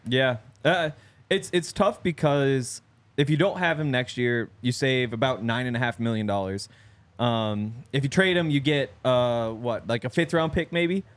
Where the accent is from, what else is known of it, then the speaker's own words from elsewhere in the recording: Montana, United States; growing up in Montana